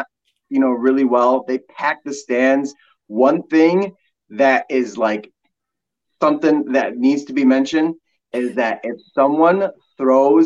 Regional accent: Dearborn, Michigan, United States; moved away as an adult; also born or lived in Detroit, Michigan / Houghton, Michigan / Marquette, Michigan / Duluth, Minnesota; I was born in Detroit, but grew up in Dearborn, Michigan

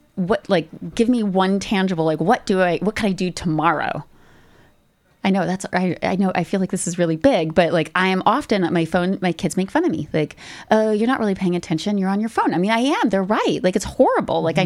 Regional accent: United States; now in Canada; being American

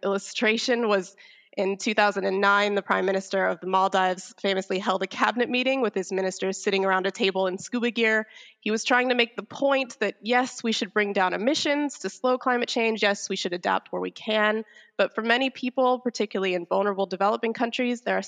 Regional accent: United States; I'm an American

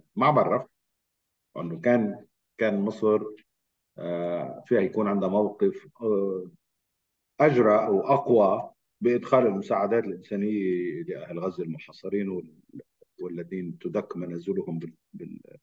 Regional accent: Lebanon; انا لبناني ومقيم لبنان

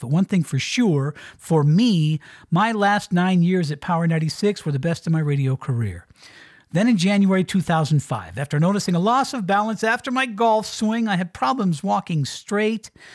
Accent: Colorado, United States; moved away as an adult; also born or lived in Miami, Florida; Heading back out here to my home state in Colorado

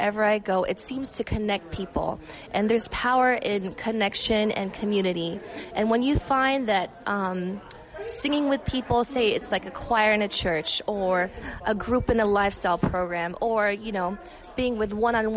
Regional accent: Las Vegas, Nevada, United States; I was born in Vegas.

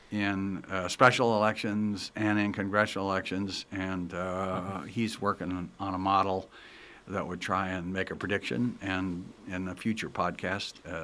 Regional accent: Kankakee, Illinois, United States; now in Palo Alto, United States; I come from Kankakee, Illinois

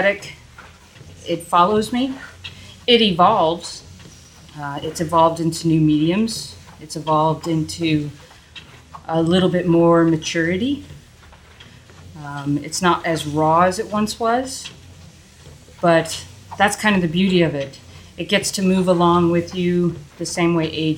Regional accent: New England, United States; I grew up in New England

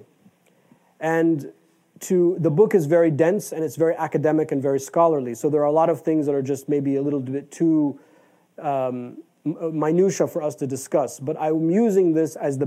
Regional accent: United States; we are American

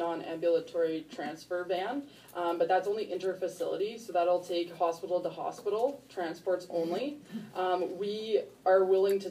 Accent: Ontario, Canada; now in Peace River, Canada; I'm actually originally from Ontario

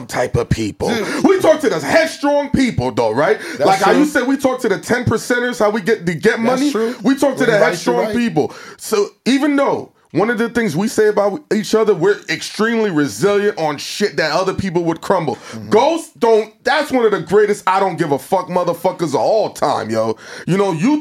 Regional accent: New York City, New York, United States; I'm from Brooklyn

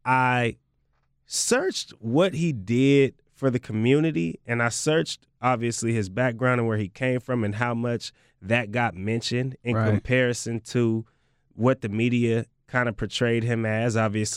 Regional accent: Oakland, California, United States; I had hella fun in Seattle, but I'm really from Oakland, though. Like, I'm really, really, really from Oakland, though.

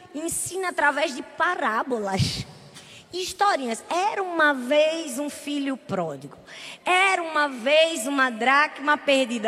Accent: Northeast Region, Brazil; a gente é nordestino

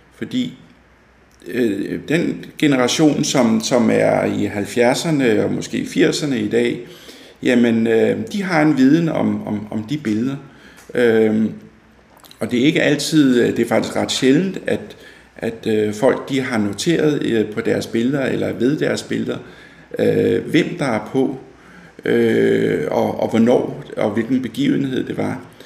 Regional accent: Fredensborg, Capital Region of Denmark, Denmark; moved away as an adult; now in Hillerød, Denmark; jeg er født og opvokset i Fredensborg

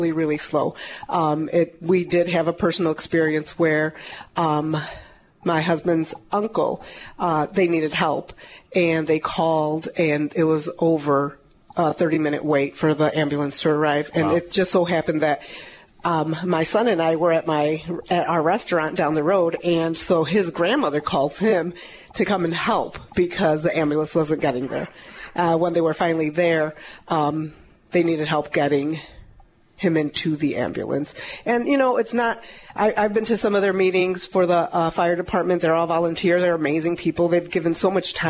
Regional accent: Braidwood, Illinois, United States; also born or lived in Essex, Illinois; I grew up in Braidwood, and I've been in Essex, which is the next town over from Braidwood, as a child

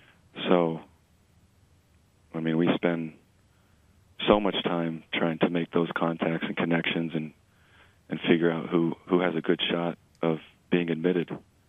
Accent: New England, United States; now in California, United States; obviously I know those schools well because I came from the Northeast in New England.

